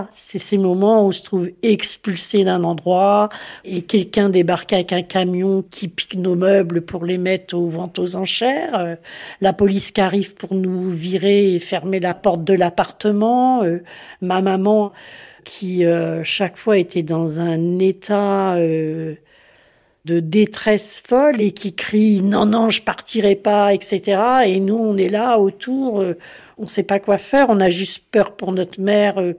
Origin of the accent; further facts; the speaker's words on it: Caen, Normandy, France; Je suis née ici, à Caen, il y a 68 ans maintenant. Ma famille est originaire de Bretagne. Ils ont quitté la Bretagne euh, après la guerre